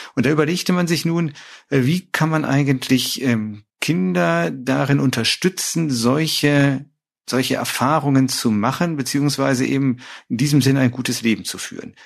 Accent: Düsseldorf, North Rhine-Westphalia, Germany; ich bin groß geworden in dem Süden Düsseldorfs

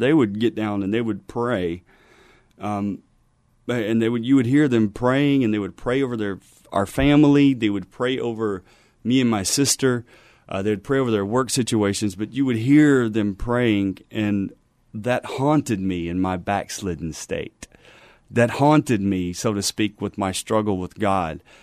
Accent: Louisiana, United States; moved away as an adult; now in San Antonio, United States; was born and raised in Louisiana, and I joined the Army at twenty years old

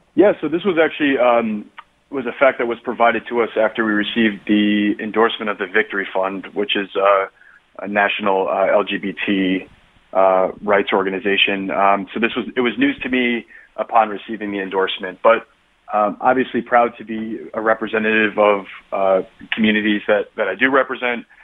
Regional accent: New Haven, Connecticut, United States; I grew up in New Haven, where I still live with my husband

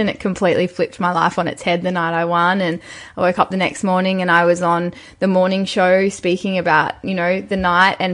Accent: Newcastle, New South Wales, Australia; I'm from Newcastle. Very small beach town. Actually, it's not that small. It's the sixth largest city, but it is quite coastal

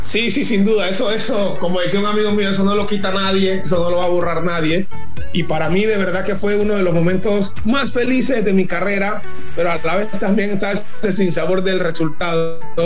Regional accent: Panama; moved away as an adult; also born or lived in Mexico; siendo panameño, cuando yo llegué a Monterrey fui muy criticado

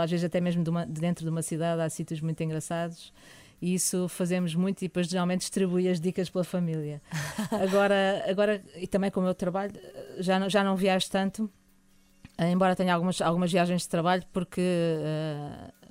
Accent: Lisbon, Portugal; also born or lived in Porto; sempre vivemos em Lisboa, embora a minha mãe seja alentejana e o meu pai seja ali da Arruda, que é a Arruda dos Vinhos

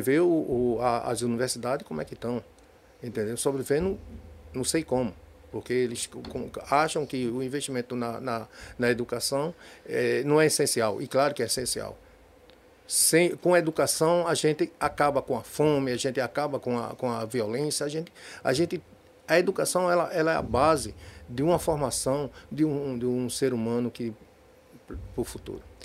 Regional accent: Recife, Pernambuco, Brazil; also born or lived in Olinda; now in Jaboatão dos Guararapes, Brazil; Eu sou nascido em Recife, sou, depois de muitos anos fui morar em Olinda. E depois, agora, estou morando há muito, 20 anos em Jaboatão dos Guararapes

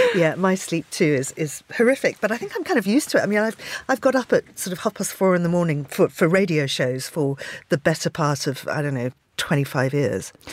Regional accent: Zimbabwe; moved away; I grew up in Zimbabwe

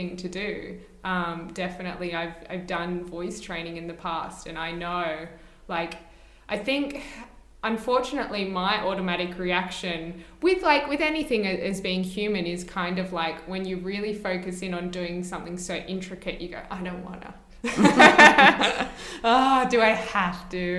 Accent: Australia; as Australian actors and performers, we're often asked to do an American accent

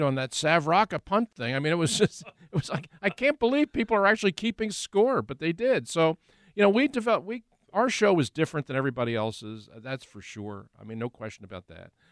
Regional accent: Philadelphia, Pennsylvania, United States; also born or lived in Delaware County; to do it in my hometown, to do it where I grew up

